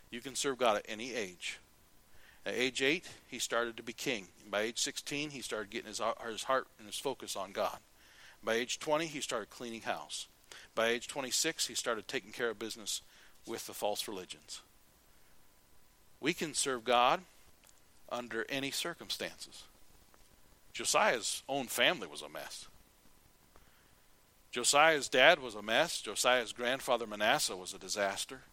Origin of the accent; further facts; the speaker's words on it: United States; I'm American